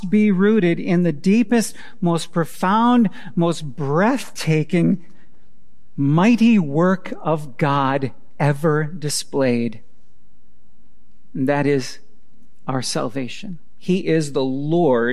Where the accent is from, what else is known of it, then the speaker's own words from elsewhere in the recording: Wisconsin, United States; I grew up in Wisconsin.